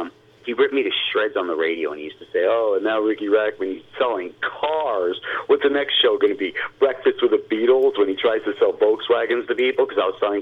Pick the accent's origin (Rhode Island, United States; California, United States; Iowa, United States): California, United States; Los Angeles; I grew up in Hollywood